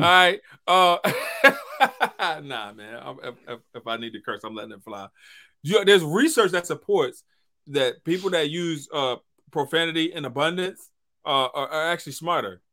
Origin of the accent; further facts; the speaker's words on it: St. Tammany Parish, Louisiana, United States; I'm from Saint Tammany Parish